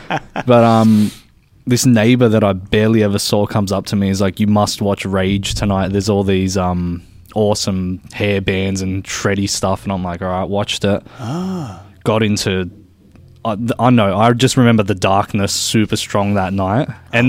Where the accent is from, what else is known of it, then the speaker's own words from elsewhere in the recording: Sydney, New South Wales, Australia; Grew up in a place called George's Hall in Sydney, and right next to Bankstown Airport